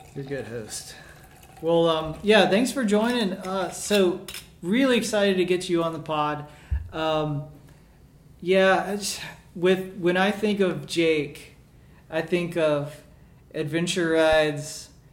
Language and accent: English; Birmingham, Alabama, United States; moved away as an adult; also born or lived in Washington, D.C.; I moved down from Washington D.C. to Birmingham, or back home rather